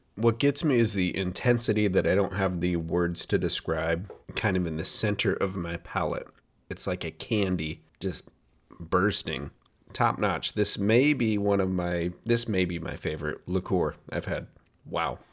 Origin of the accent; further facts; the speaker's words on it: Portland, Oregon, United States; my hometown of Portland, Oregon